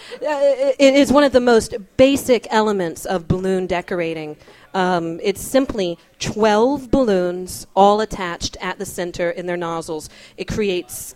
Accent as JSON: {"language": "English", "town": "Newport News", "region": "Virginia", "country": "United States", "tie": "born or raised there", "moved": "yes", "said": "In my hometown of Newport News, Virginia."}